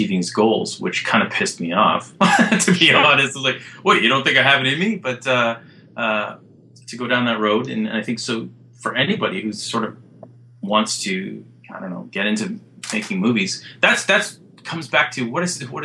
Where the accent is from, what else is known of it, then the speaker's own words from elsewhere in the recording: Alberta, Canada; I grew up in Alberta